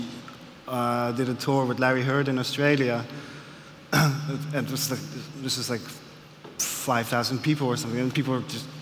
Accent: Amsterdam, North Holland, Netherlands; skinny white kid from Amsterdam

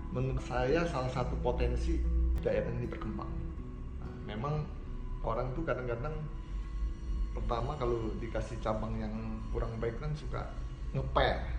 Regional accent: Bandung, West Java, Indonesia; saya orang Bandung

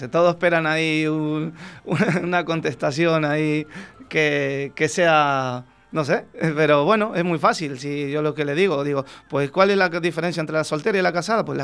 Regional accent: Argentina; uno facilita eh, a veces la manera de hablar para que te entiendan, porque si hablo como, en Argentina, pues hablas rápido

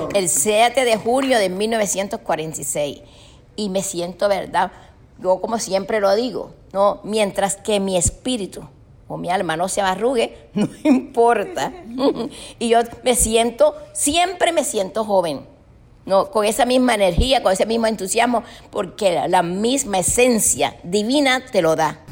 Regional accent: Cartagena, Bolívar, Colombia; now in Miami, United States; cerca del hospital donde yo nací, en Mamonal

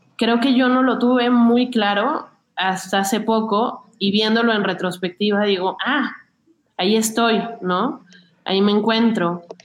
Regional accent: Mexico City, Mexico; crecí muy cerca de Xochimilco

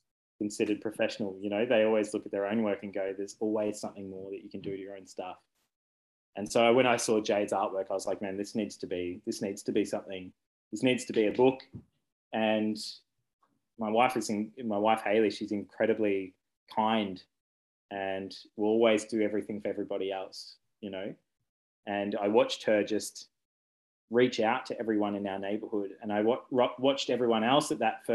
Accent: Ballarat, Victoria, Australia; moved away as an adult; also born or lived in Brisbane / Albury / Benalla / Windsor, England; I grew up in Ballarat

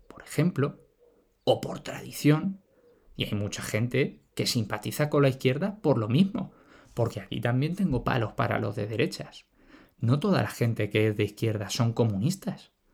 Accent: Spain; Todos somos españoles

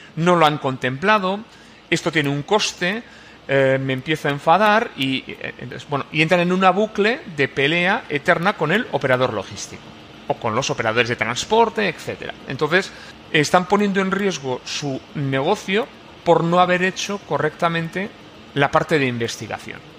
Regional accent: Irún, Basque Country, Spain; Yo soy de Irún

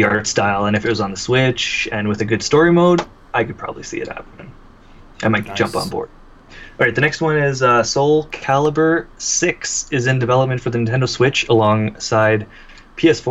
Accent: Canada; I'm Canadian

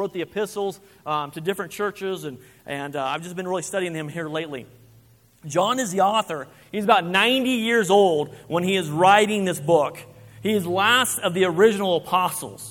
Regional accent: Kansas, United States; now in Rock Springs, United States; I'm from Kansas

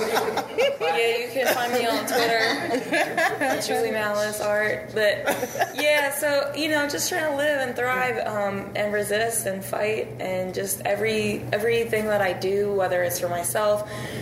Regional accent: Cheltenham, Pennsylvania, United States; moved away as an adult; now in Pittsburgh, United States; So, yeah, I've been here for about 9 years, I guess. And I'm originally from Cheltenham, which is north side of Philadelphia. Oh. I live there my whole life. And then I moved to Pittsburgh to go to college.

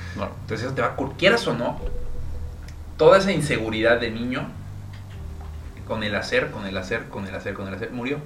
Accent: Villahermosa, Tabasco, Mexico; now in Mérida, Mexico; yo nací en Villahermosa, Tabasco, mi papá igual, mi mamá viene de Veracruz

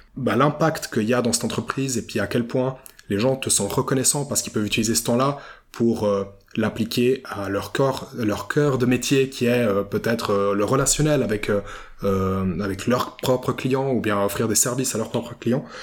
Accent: Vevey, Vaud, Switzerland; Moi, je suis né à Vevey, j'ai grandi à Vevey et pour l'instant, j'en suis pas parti.

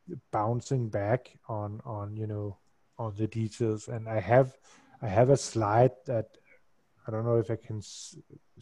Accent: Denmark; I'm from Denmark

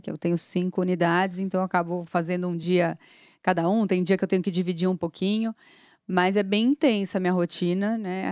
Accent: São Paulo, Brazil; eu tenho 42 anos, sou paulistana

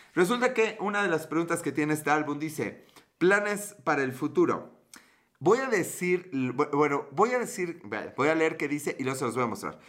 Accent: Mexico; accent: Mexican Spanish; mi perfecto acento español de México

